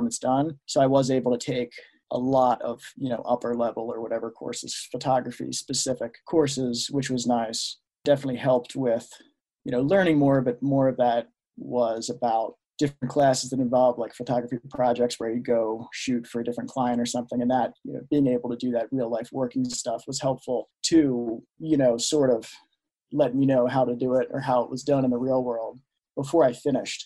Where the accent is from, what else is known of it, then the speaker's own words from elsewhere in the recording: near Annapolis, Maryland, United States; moved away as an adult; now in Denver, United States; I grew up in Maryland, right on the coast near Annapolis